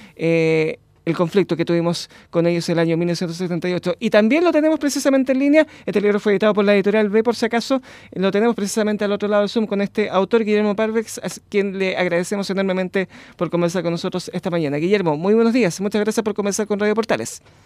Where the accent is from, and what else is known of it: Chile